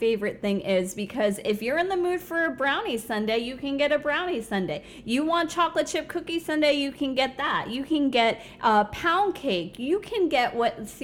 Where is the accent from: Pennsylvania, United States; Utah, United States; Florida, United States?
Florida, United States; Fort Lauderdale area, South; also born or lived in Bronx, New York; I moved to South Florida when I was 5 and did all my schooling down there